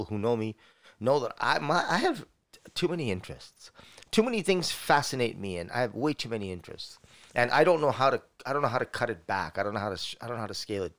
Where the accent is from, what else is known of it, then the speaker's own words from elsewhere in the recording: Canada; we're all Canadian